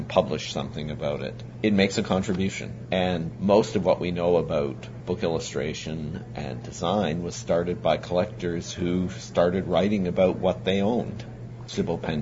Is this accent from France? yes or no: no; Canada